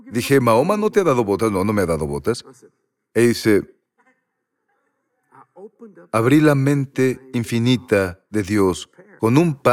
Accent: Louisiana, United States; Soy de Luisiana y quiero convertirme en tejano.

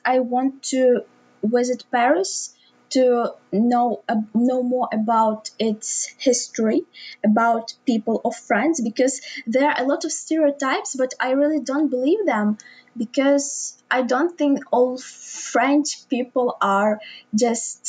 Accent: Lviv, Lviv Oblast, Ukraine; also born or lived in Drohobych; I was born in Lviv, which is pretty a big city in the west of Ukraine.

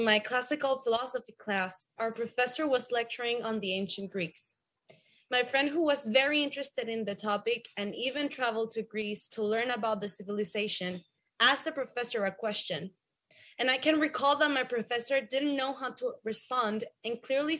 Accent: Venezuela; from Venezuela, and I studied my bachelor's degree in liberal studies in a private university in Venezuela

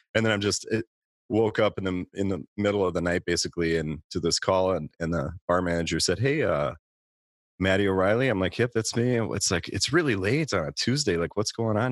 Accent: Minneapolis–Saint Paul, Minnesota, United States; I grew up in the Twin Cities

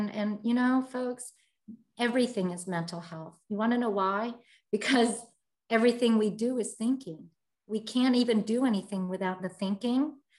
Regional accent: United States; I was born and raised in America.

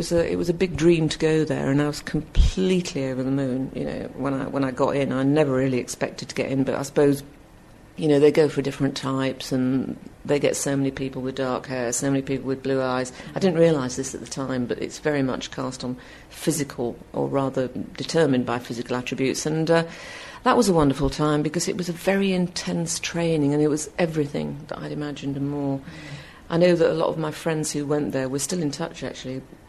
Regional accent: Bradford, Yorkshire and the Humber, United Kingdom; Well, growing up in Bradford in the 50s was, it's a long time ago, obviously

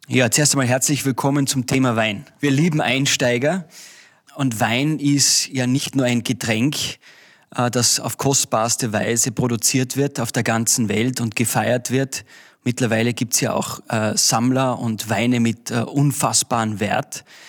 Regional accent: Austria; bei uns in Österreich

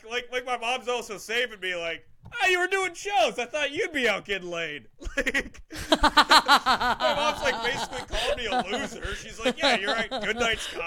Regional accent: United States; I was born in America

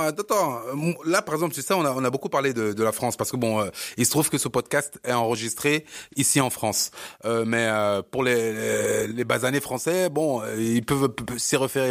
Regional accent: Cameroon; moved away; je suis camerounais

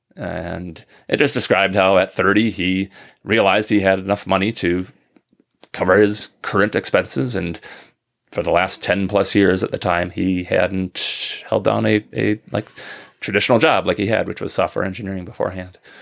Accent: Minnesota, United States; now in northern Michigan, United States; I'm from Minnesota originally

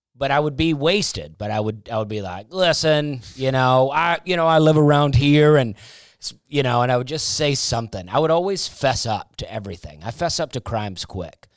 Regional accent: Alabama, United States; I grew up in Alabama

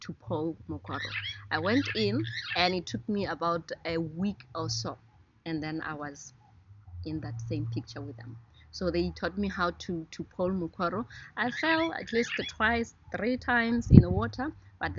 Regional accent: Gumare, North-West District, Botswana; also born or lived in Maun, Botswana; where I come from is closer to the Okavango Delta

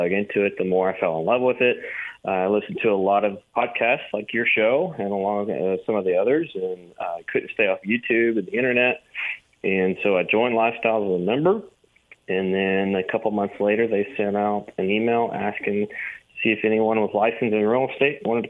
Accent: Tyler, Texas, United States; born or raised there; also born or lived in Dallas, Texas

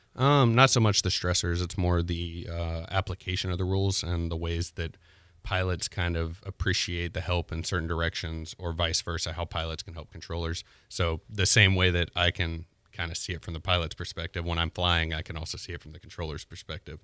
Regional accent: Pensacola, Florida, United States; also born or lived in J, Florida (unclear town name); I'm from Pensacola, Florida. Um, born here, lived here for about ten years

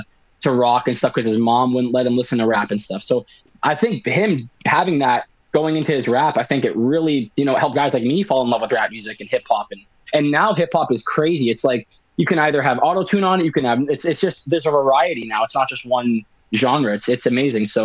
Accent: Winnipeg, Manitoba, Canada; whatever you want to call me. Um, I'm 23. I'm from Winnipeg

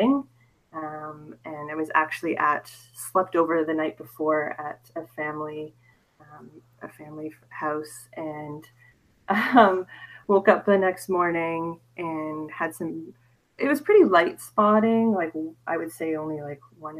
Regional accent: Canada; I am from Canada

